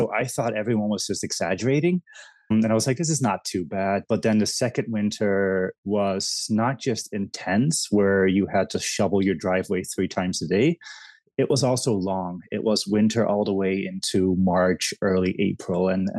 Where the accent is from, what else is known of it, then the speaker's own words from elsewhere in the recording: Netherlands; moved away as an adult; also born or lived in Indonesia / Haiti / Belgium; now in United States; So I was born in Indonesia, lived in Haiti for a while, then went to the Netherlands, lived in a couple of different places, to Belgium.